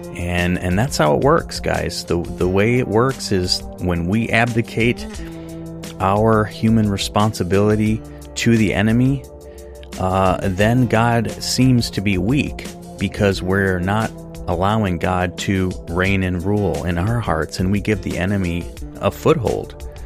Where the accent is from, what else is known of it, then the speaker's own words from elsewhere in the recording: Wisconsin, United States; Luke and I grew up here in Wisconsin